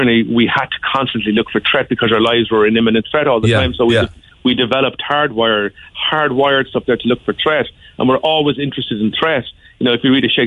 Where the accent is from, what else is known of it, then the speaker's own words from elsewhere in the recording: Ireland; as Irish people